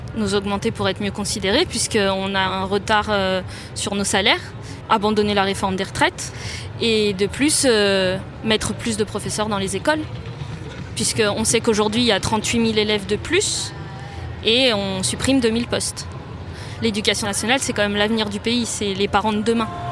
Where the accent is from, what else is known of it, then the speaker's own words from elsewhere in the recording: Gentilly, Île-de-France, France; also born or lived in Cachan; J'ai vécu en cité à Gentilly et euh, j'ai suivi ma scolarité dans le public. Mon collège était un collège REP à l'époque. Après, j'ai fait la carte scolaire et je suis allée dans un lycée à Cachan